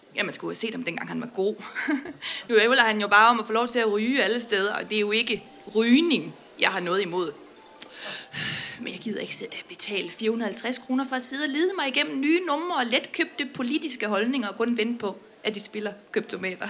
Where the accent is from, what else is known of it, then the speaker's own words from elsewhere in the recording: Vestbjerg, North Denmark Region, Denmark; jeg kommer fra Vestbjerg uden for Aalborg